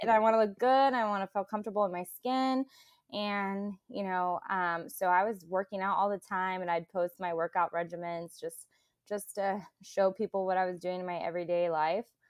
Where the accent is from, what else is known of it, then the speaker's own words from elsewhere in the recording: Clovis, California, United States; I'm from Central California, so Clovis